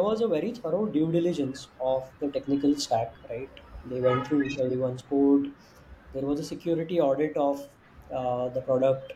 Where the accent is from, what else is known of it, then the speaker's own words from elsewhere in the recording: India; as an Indian, Indian startup